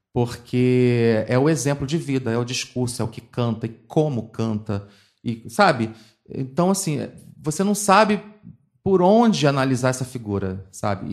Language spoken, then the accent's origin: Portuguese; Rio de Janeiro, Brazil; also born or lived in Madureira; Eu cresci em Piedade e fui, fui criado nessa balbúrdia do subúrbio